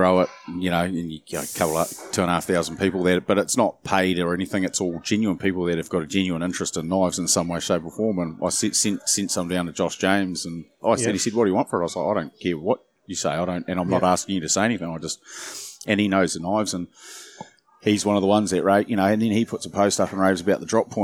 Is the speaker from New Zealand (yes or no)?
yes; Auckland, New Zealand; also born or lived in Wellington / Taranaki; I was born in Wellington and, yeah, grew up in Auckland